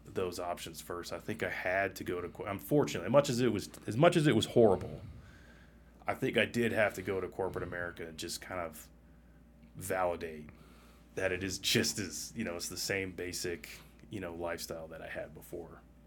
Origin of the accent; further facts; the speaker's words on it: Massachusetts, United States; moved away as an adult; also born or lived in Colorado / New York / Virginia / Minnesota; I'm from Massachusetts originally, and outside of that, I've been in Colorado, New York, Virginia